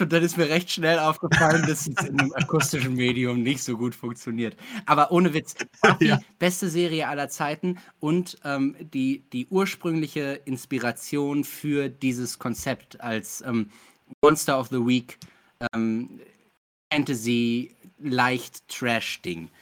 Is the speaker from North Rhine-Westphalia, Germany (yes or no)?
yes; Ruhr area, North Rhine-Westphalia, Germany; moved away; ich komme aus dem Ruhrgebiet